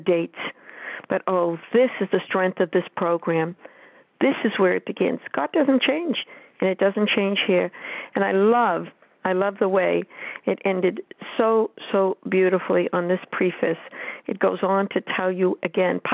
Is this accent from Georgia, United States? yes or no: no; New Hampshire, United States; I am from New Hampshire